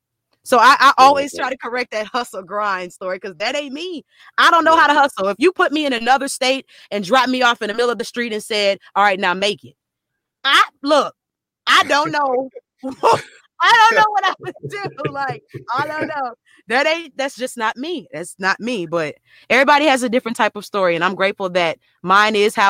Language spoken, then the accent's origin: English; Lafayette, Louisiana, United States; now in Dallas, United States; my hometown, Lafayette, Louisiana